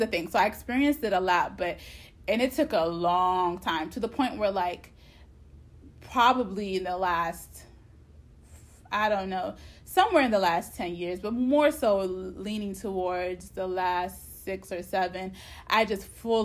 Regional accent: United States; I was raised in America

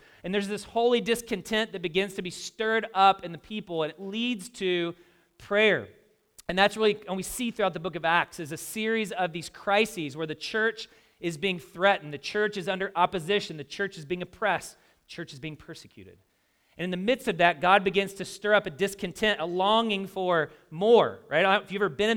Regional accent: the South, United States; I grew up in the South

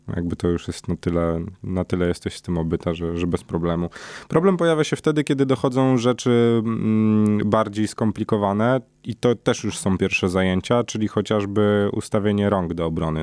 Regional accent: Warsaw, Masovian Voivodeship, Poland; wywodzę się z dzielnicy, która, no, nie należała te dwadzieścia lat temu do, do najbezpieczniejszych

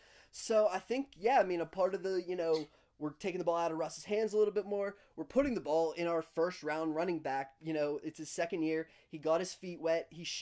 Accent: Pittsburgh, Pennsylvania, United States; one, I'm from Pittsburgh

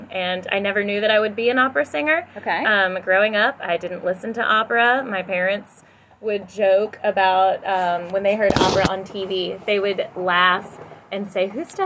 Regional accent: Louisiana, United States; my voice teacher, it was down in Louisiana. Okay. In my hometown, you know, I had no idea what I wanted to do with my life whatsoever.

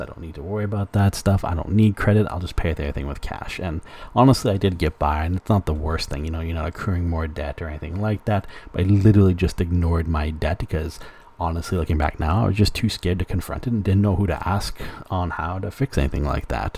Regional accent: Alberta, Canada; moved away as an adult; now in British Columbia, Canada; growing up in Alberta, I grew up

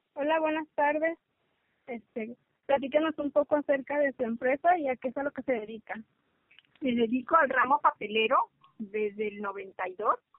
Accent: Mexico; somos mexicanas

